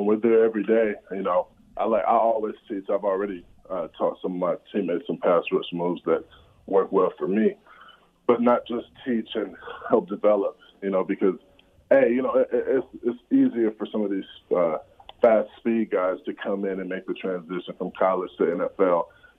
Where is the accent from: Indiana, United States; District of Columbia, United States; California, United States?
California, United States; Compton; It was pretty tough. You know, of course, we were, you know, a family in poverty.